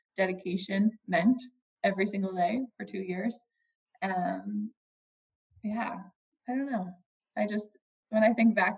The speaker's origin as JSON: {"language": "English", "region": "Northeast", "country": "United States", "said": "I come from the Northeast with really strong puritanical roots of idleness is a sin"}